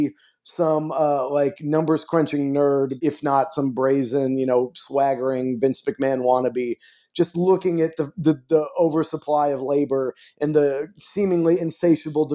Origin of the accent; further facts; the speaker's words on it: Miami, Florida, United States; I'm from Miami